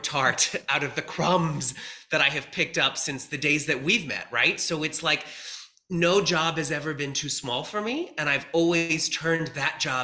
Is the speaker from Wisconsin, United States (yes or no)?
no; New York, United States; I was a theater kid growing up in New York